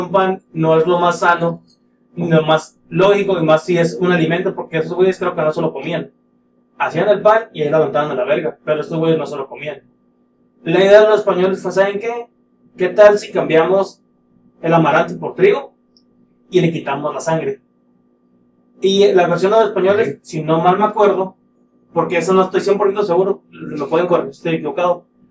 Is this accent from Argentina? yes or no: no; northern Mexico, Mexico; como norteños